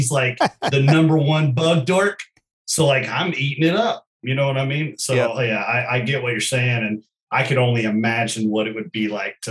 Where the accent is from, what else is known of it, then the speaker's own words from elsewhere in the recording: Kentucky, United States; growing up in Kentucky